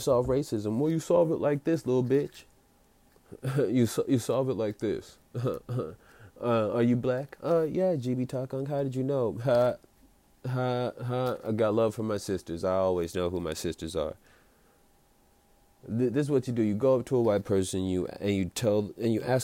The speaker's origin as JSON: {"language": "English", "country": "United States", "said": "I'm an American"}